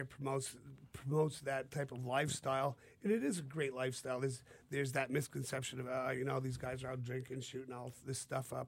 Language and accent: English; New Hampshire, United States; we're from New Hampshire, and we deer hunt